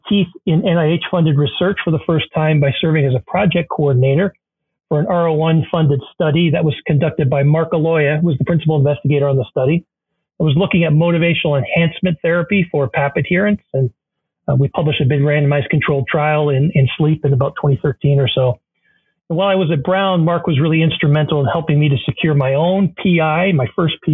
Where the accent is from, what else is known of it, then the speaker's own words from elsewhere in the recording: Canada; moved away as an adult; also born or lived in Kingston, Ontario / Providence, Rhode Island; now in Ann Arbor, United States; When I moved, I mentioned I was from Canada. When I moved to the U.S. from Canada several years ago, I initially lived on the East Coast